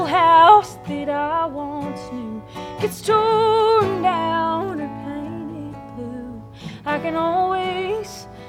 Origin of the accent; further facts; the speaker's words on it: Medford, Oklahoma, United States; I'm originally from Medford.